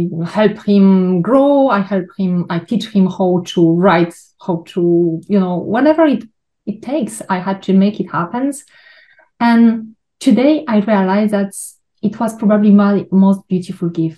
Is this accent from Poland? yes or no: yes; Poland; moved away; I was born in Poland. I grew in an orphanage